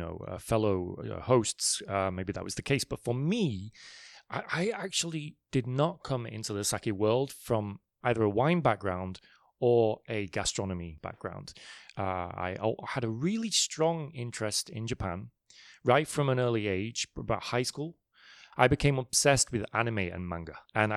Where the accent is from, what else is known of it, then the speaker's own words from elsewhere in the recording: Manchester, North West England, United Kingdom; also born or lived in London; I was actually born in London, but then my family moved up to the north of England, a place called Manchester.